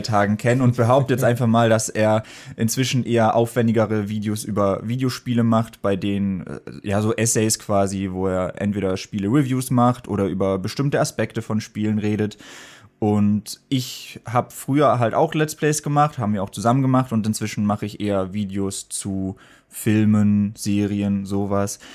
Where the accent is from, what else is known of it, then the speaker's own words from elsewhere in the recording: Germany; moved away as an adult; now in Berlin, Germany; Ich komme auch ursprünglich nicht aus Berlin, sondern vom Bodensee.